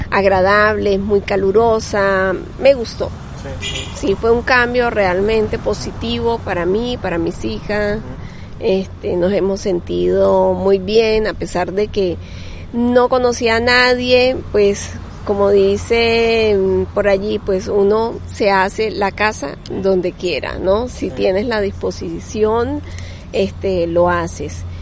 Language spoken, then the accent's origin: Spanish; Cúcuta, Norte de Santander, Colombia; also born or lived in Venezuela; No, yo llegué este, primeramente a Cúcuta soy de Cú